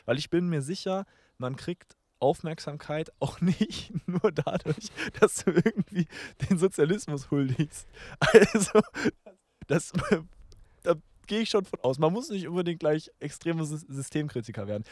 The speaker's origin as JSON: {"language": "German", "country": "Germany", "said": "als Deutsche"}